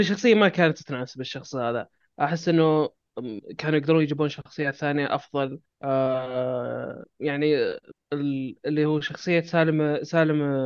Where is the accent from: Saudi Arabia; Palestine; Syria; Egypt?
Saudi Arabia; عندنا بالسعوديه